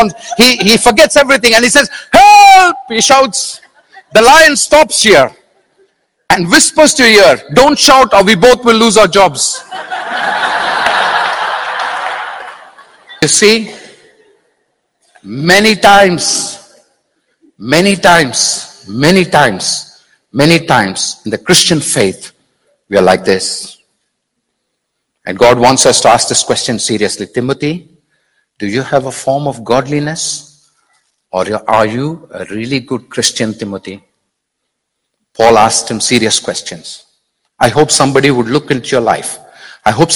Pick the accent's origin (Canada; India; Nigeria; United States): India; I'm being very Indian now